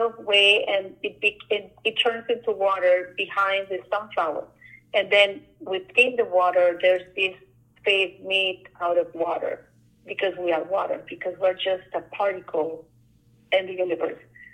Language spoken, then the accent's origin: English; Colombia; now in Ottawa, Canada; I'm from Colombia.